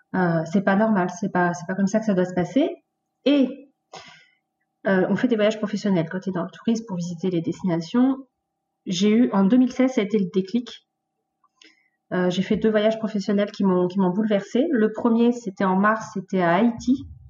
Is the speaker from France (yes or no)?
yes; Mantes-la-Jolie, Île-de-France, France; moved away; je viens de Mantes-la-Jolie, la fameuse ville